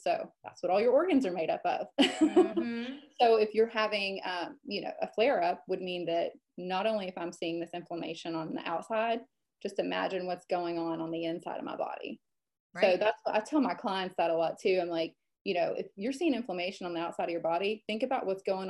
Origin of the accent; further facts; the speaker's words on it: Western Kentucky, United States; also born or lived in Lexington, Kentucky / Charleston, South Carolina / Atlanta, Georgia; I am born and raised here. I moved away for, oh gosh, probably 10 to 11 years